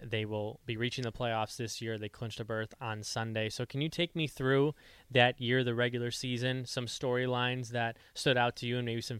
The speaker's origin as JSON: {"language": "English", "town": "Chicago", "region": "Illinois", "country": "United States", "said": "I'm from Chicago"}